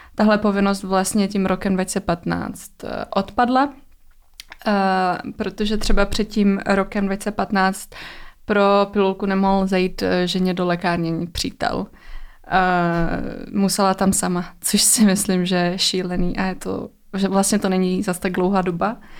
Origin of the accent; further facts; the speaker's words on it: Czechia; u nás v Čechách